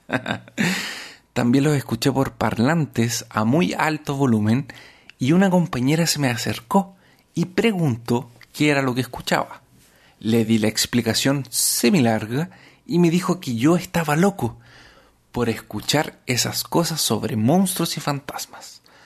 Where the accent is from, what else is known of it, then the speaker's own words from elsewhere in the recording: Arica, Arica y Parinacota, Chile; Arica es la ciudad donde yo nací